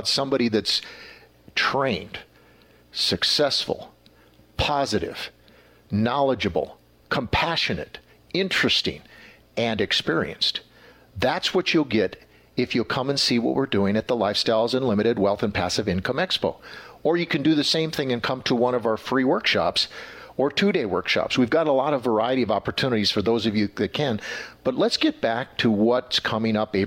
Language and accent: English; Wisconsin, United States; now in Texas, United States; I'm from Wisconsin